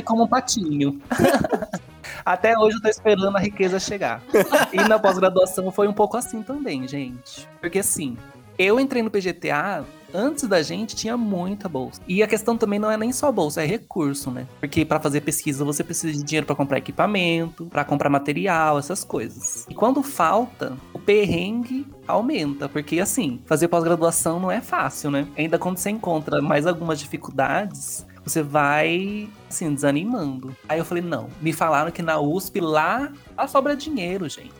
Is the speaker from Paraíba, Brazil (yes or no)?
no; Campo Grande, Mato Grosso do Sul, Brazil; também sou de Campo Grande